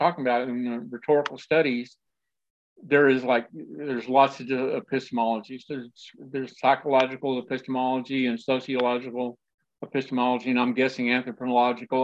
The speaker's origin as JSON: {"language": "English", "region": "West Texas", "country": "United States", "tie": "born or raised there", "said": "I grew up in West Texas"}